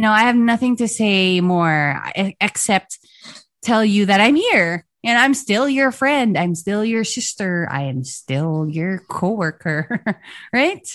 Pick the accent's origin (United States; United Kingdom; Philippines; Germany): Philippines; I'm proud of being a Filipino, I'm proud of our language, our music